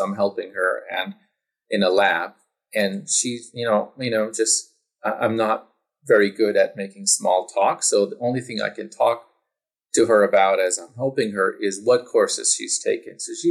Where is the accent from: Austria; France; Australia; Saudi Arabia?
Saudi Arabia; also born or lived in Pakistan / United States; So I was born in Pakistan and grew up partly in Saudi Arabia and partly in the United States.